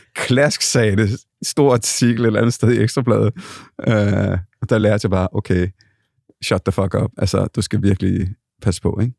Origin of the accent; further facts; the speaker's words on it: Copenhagen, Capital Region of Denmark, Denmark; jeg er født og opvokset på Bryggen